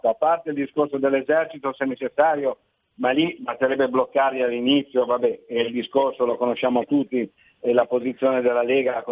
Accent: Liguria, Italy; io pensavo che fosse un po' un problema eh, da Ligure che interessasse più che altro il ponente della nostra regione, e chiaramente l'imperiese, della zona di Ventimiglia

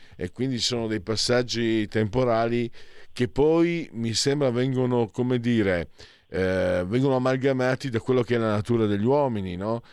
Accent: Pordenone province, Friuli-Venezia Giulia, Italy; dalle mie parti

